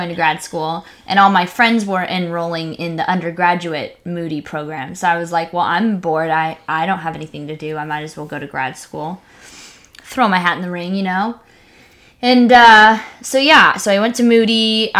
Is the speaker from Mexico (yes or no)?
yes; Mexico; you've heard me talk about being an evangelical missionary kid growing up in Mexico, super homeschooled, super sheltered, super like just cute and naive.